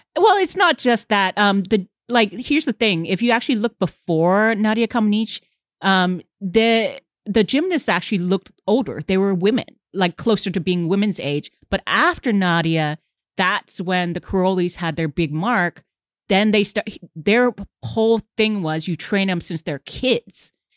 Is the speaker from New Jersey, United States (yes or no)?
no; Houston, Texas, United States; I grew up in Houston and Huntsville is just north of there